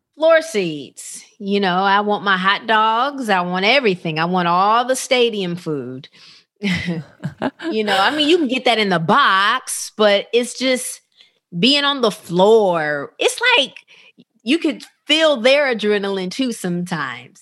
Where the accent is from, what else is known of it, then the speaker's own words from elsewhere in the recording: Rockford, Illinois, United States; I grew up in a small town called Rockford, Illinois